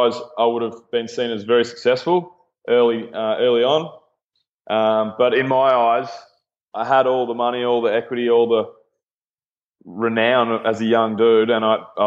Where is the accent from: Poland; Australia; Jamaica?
Australia; Mornington Peninsula, Victoria; moved away as an adult; now in Melbourne, Australia; I grew up on the Mornington Peninsula, which is about maybe an hour and a half south of Melbourne.